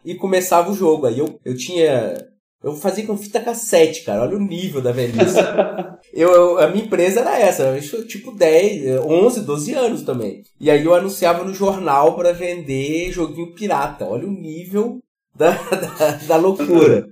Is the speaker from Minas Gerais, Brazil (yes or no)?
yes; Minas Gerais, Brazil; now in Rio Grande do Sul, Brazil; eu sou de Minas, moro no Rio Grande do Sul